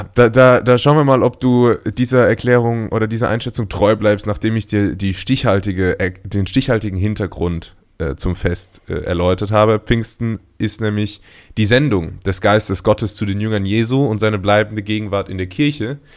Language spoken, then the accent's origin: German; Karlsruhe, Baden-Württemberg, Germany; now in Portugal; in meiner Heimatstadt Karlsruhe